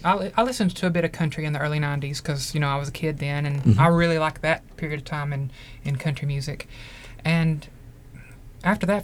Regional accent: Appalachia, United States; now in Johnson City, United States; coming of age as a queer person in Appalachia

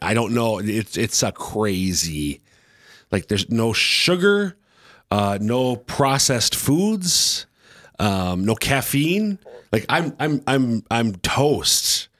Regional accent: Minnesota, United States; now in Sioux Falls, United States; I'm from Minnesota

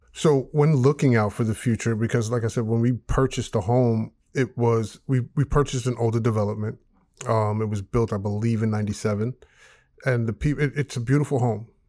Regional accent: New York, United States; moved away as an adult; now in Georgia, United States; We moved from New York. to Georgia

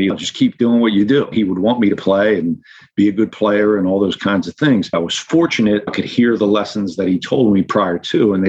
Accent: Norristown, Pennsylvania, United States; I grew up in Norristown, Pennsylvania

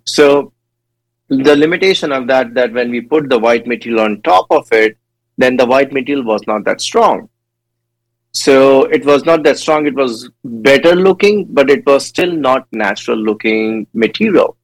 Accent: India; moved away; I born and raised in India, and I did my dental school back in India as well.

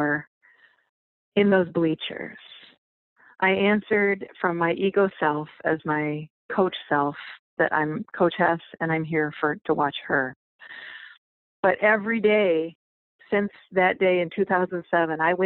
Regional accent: outside the Detroit area, Michigan, United States; I grew up outside the Detroit area

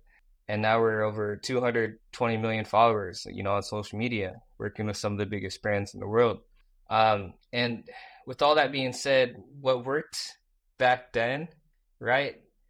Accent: Iowa, United States; also born or lived in Busan, South Korea; I grew up in Busan, South Korea, and I was adopted, and I grew up in this place called Iowa, right? Middle of nowhere, from Iowa, you know, kid with a speech impediment, couldn't say the letter R

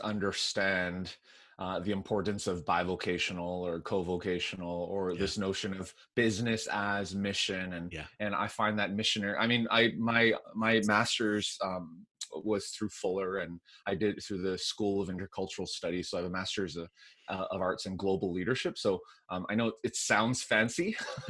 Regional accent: Vancouver, British Columbia, Canada; accent: Canadian with a little bit of Southern; moved away as an adult; also born or lived in Nashville / Korea / Montreal; born and raised in Vancouver, Canada.

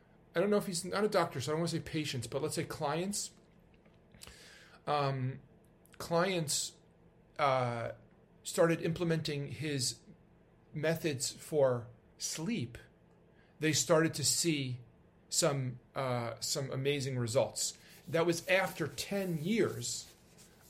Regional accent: New York, United States; I'm a New Yorker

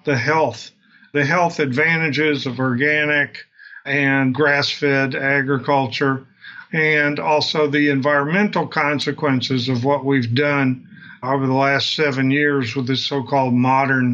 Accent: Southeast Texas, United States; I grew up in Southeast Texas, near the border of Texas and Louisiana on the Gulf Coast.

